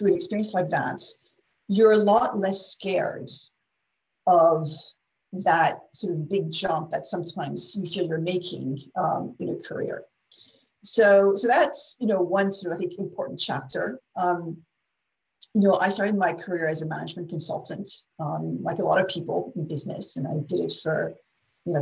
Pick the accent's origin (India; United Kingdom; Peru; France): France; English is a second language; also born or lived in United States; I'm French national, regular French girl, born in France, educated in France